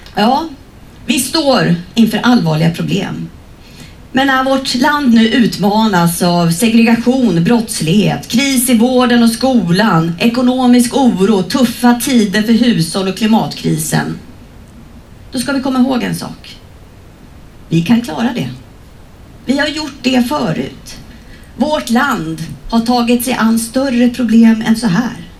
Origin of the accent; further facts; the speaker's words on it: Sweden; vi svenskar